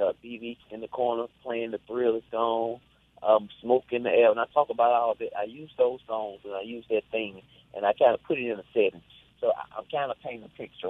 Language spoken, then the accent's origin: English; Glen Allen, Mississippi, United States; also born or lived in Greenville, Mississippi; I was I was born in in Greenville, but soon after that, you know, we were in Glen Allen, and I was practically raised in Glen Allen